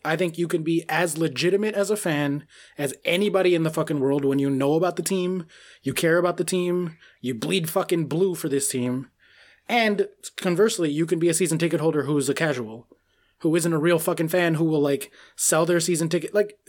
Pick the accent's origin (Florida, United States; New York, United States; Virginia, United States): New York, United States; I'm a fan of the New York teams because I grew up in New York.